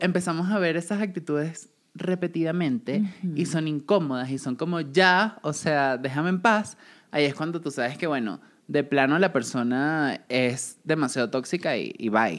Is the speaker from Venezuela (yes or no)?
yes; Venezuela; moved away as an adult; cuando me fui de Venezuela y trabajé